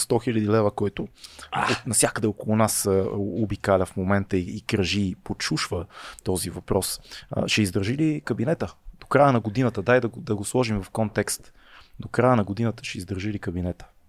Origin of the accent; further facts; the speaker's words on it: Sofia, Sofia City, Bulgaria; аз съм израснал в София